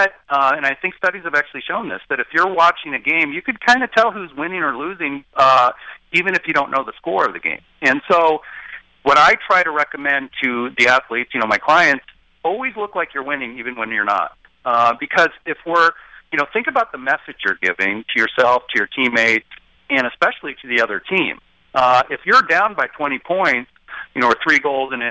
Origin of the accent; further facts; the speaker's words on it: Portland, Oregon, United States; also born or lived in Chicago, Illinois; I was born in Chicago but raised in Portland, Oregon.